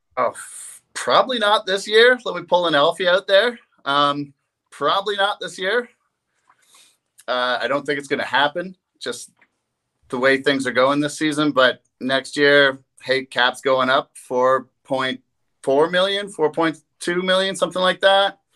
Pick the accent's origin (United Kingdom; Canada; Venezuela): Canada; East Coast, Atlantic Canada; growing up on the East Coast